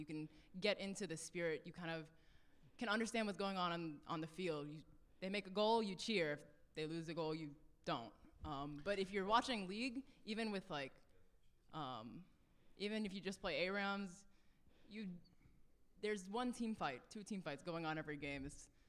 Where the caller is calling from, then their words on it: Atlanta, Georgia, United States; I'm from Atlanta, actually.